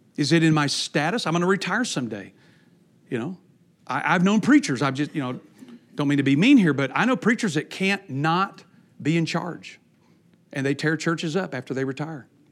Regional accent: Texas, United States; I grew up in Texas

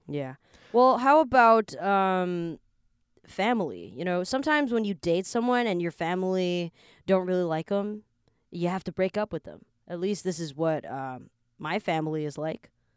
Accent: Canada; also born or lived in Taiwan; now in Taipei, Taiwan; I was born here, but I grew up in Canada, so I'm like Taiwanese slash Canadian, and I now live in Taiwan as well

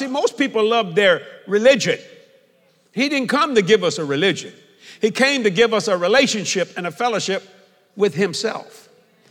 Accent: New Orleans, Louisiana, United States; also born or lived in Houma, Louisiana / Dallas-Fort Worth, Texas; come back to where I was born and raised here. I was born in Algiers, Louisiana

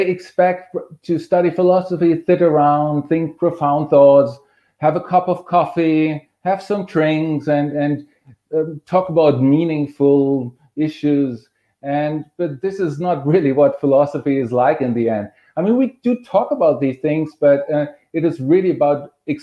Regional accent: Germany; moved away; I'm originally from Germany

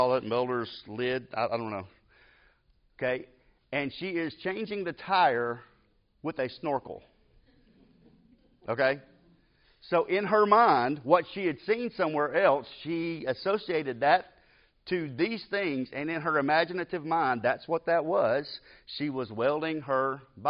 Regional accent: Decatur, Alabama, United States; I grew up in Decatur.

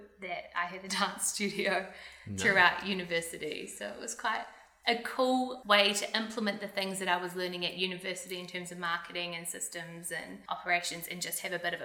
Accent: Lower Hutt, Wellington, New Zealand; I was born in Lower Hutt, Wellington, and that is where I grew up

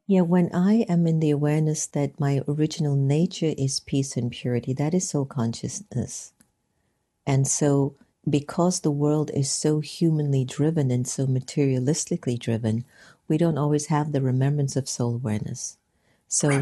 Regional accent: United States; growing up a non Hindu, second generation Indian American in the United States

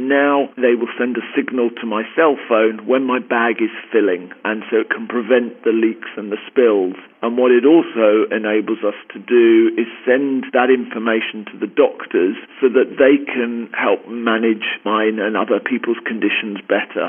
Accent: London, United Kingdom; accent: Queen's English; moved away as an adult; now in Southern California, United States; I grew up in Northwest London and have been out in Southern California the last 2.5 years.

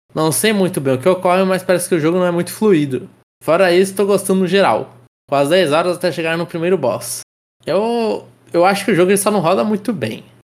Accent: Brazil

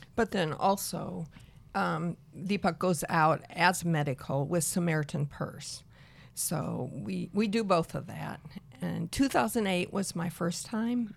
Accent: Peoria, Illinois, United States; I am from Central Illinois, Peoria, Illinois

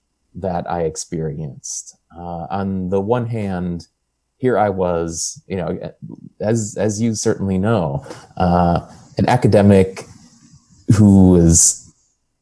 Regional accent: Buffalo, New York, United States; moved away as an adult; also born or lived in Washington, D.C. / Charlottesville, Virginia / Wilkes-Barre, Pennsylvania; I grew up outside of Buffalo, New York, and went to college in Washington, D.C., and graduate school in Charlottesville, Virginia

